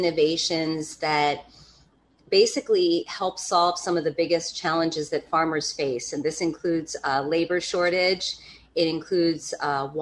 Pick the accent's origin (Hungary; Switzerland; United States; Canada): United States; East Coast; also born or lived in Hudson Valley, New York; I come from the East Coast.